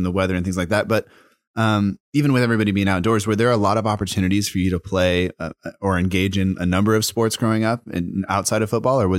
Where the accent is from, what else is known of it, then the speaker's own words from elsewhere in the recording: United States; I'm growing up in America